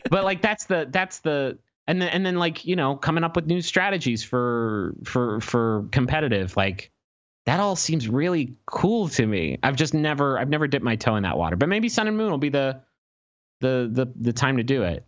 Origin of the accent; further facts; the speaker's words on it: Huntington, West Virginia, United States; we grew up in Huntington, West Virginia